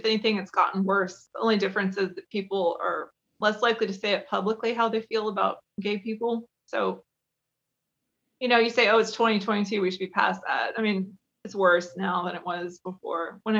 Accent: Kentucky, United States; I mean, I'm from Kentucky, so you kind of have to.

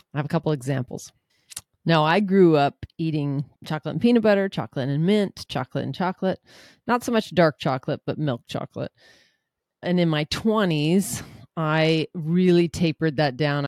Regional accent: Seattle, Washington, United States; I'm from Seattle

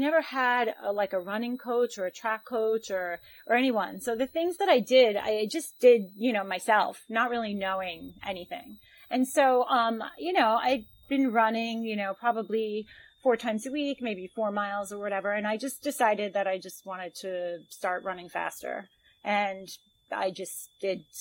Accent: New York, United States; also born or lived in Long Island; I am from the United States, from New York. I live in a suburb outside of New York City, on Long Island

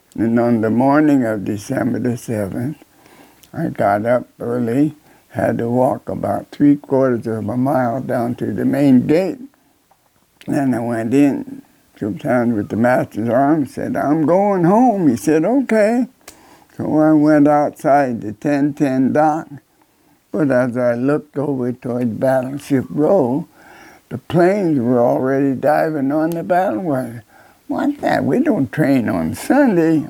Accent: Illinois, United States; moved away; I came from Illinois

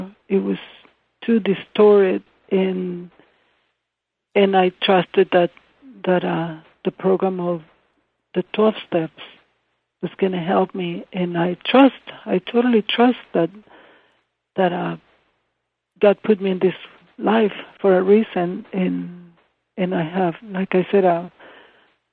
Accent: Ensenada, Baja California, Mexico; English is a second language; moved away; I grew up in Ensenada on the beach

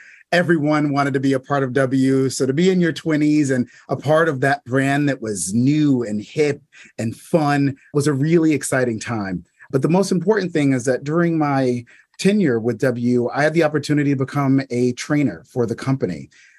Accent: New York, United States; Growing up in New York, my parents thought it was really important to expose me and my brother to several, you know, different things within the arts and to really learn about our city.

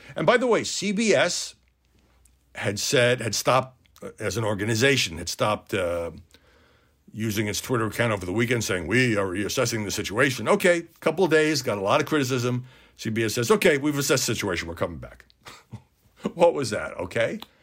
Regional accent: New York City, New York, United States; I'm from Brooklyn

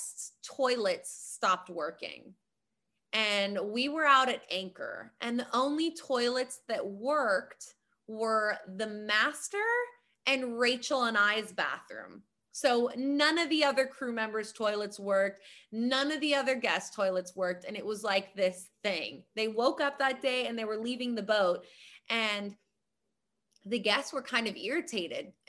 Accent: Hawaii, United States; I'm from Hawaii.

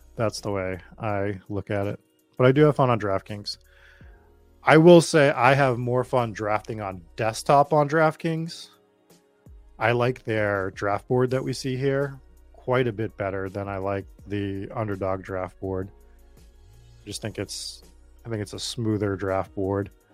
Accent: Boston, Massachusetts, United States; accent: Boston; my Boston accent

